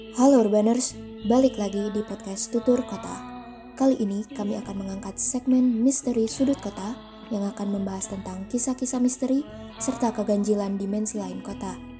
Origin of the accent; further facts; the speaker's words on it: Bandung, West Java, Indonesia; aku asli orang Bandung